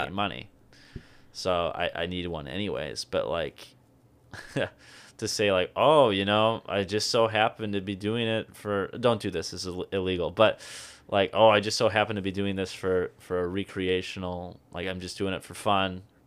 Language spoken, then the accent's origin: English; Tomah, Wisconsin, United States; that's where I was brought up